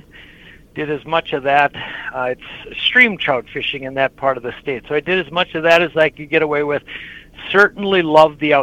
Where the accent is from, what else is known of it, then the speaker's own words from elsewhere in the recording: Minnesota, United States; I'm a Minnesotan through and through